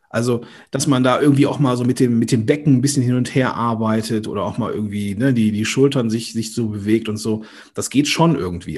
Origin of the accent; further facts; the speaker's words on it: Rhineland, Germany; accent: Ruhrgebiet slang; ich bin ja aus diesem rheinischen Gebiet unterwegs, so manchmal kommt auch das, der Ruhrgebietslang durch.